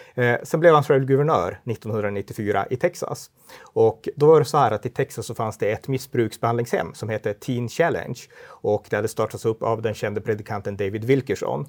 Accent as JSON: {"language": "Swedish", "town": "Örnsköldsvik", "region": "Västernorrland County", "country": "Sweden", "tie": "born or raised there", "also_born_or_lived": "Umeå", "said": "jag kommer från Örnsköldsvik, eh, mm. en stad i Norrland och eh, jag har pingströrelsebakgrund, uppväxt i pingstkyrkan där"}